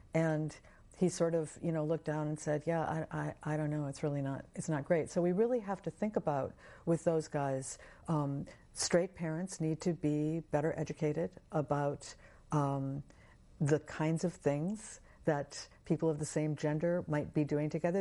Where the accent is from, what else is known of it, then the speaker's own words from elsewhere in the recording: United States; growing up in American culture